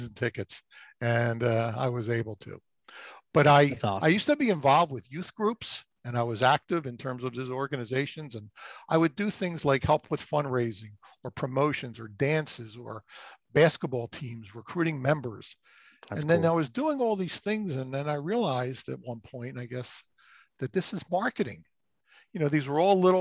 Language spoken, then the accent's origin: English; Philadelphia, Pennsylvania, United States; also born or lived in Florida; growing up in the Philadelphia area. Most of my career has been spent in this area